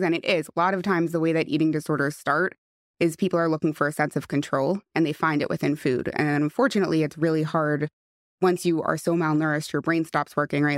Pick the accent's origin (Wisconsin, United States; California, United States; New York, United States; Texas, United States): New York, United States; West Hempstead; I grew up in West Hempstead